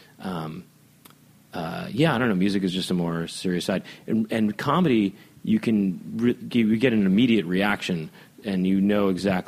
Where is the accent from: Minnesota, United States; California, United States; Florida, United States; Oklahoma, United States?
California, United States; Los Angeles; also born or lived in Bay Area, California; I grew up here in Hollywood